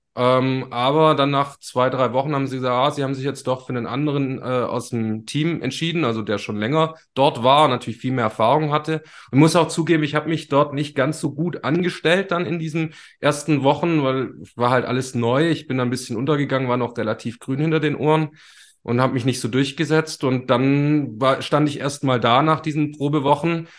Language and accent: German; Ulm, Baden-Württemberg, Germany; Ich hatte auch eine Jugendsendung zum Beispiel bei so einem offenen, freien Radiosender bei uns in Ulm